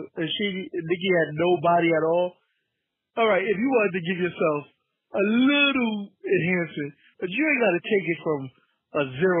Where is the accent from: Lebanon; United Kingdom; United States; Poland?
United States; New York; maybe I'm from New York